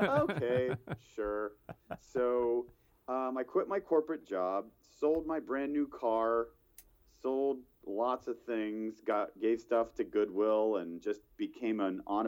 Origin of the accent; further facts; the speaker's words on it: West Virginia, United States; moved away as an adult; also born or lived in Thailand; now in Atlanta, United States; I'm actually from West by God, Virginia.